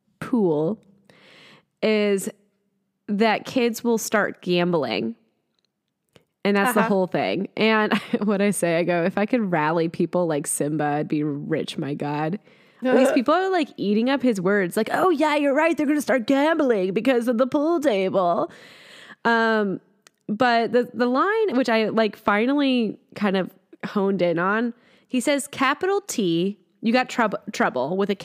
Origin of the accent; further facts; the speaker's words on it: Midwest, United States; I am from the Midwest